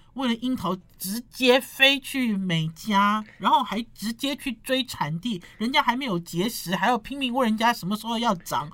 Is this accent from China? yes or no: no; Taiwan; 我们台湾人